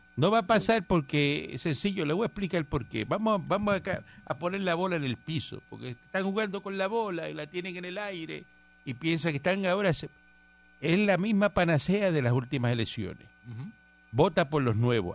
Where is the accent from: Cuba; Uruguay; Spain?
Cuba; moved away; yo soy cubano